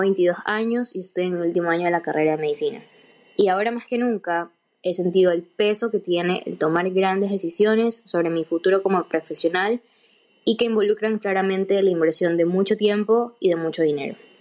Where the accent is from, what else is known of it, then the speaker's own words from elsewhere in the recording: Ecuador; soy de Ecuador